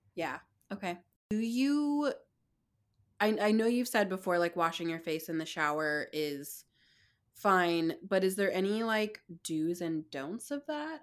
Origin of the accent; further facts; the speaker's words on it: Bay Area, California, United States; also born or lived in San Francisco; I grew up in the Bay Area and have lived in San Francisco for the last 10 plus years.